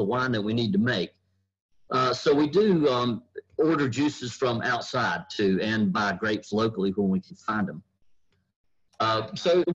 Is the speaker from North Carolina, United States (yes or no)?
yes; North Carolina, United States; now in Kentucky, United States; I'm originally from North Carolina